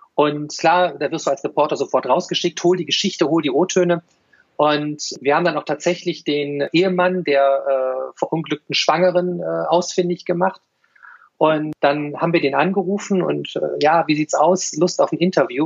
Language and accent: German; Düsseldorf, North Rhine-Westphalia, Germany; moved away as an adult; now in Cologne, Germany; als ich 1993 von der verbotenen Stadt als gebürtiger Düsseldorfer nach Köln